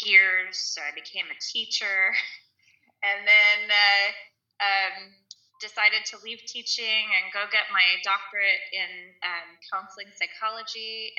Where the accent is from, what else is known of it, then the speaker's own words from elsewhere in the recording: Kansas City, United States; moved away as an adult; now in Florida, United States; I was born and raised in Kansas City and lived there most of my life until the last 3 years